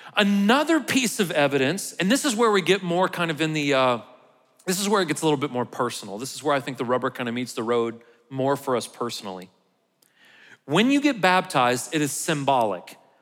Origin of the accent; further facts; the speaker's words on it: United States; how proud I am to be an American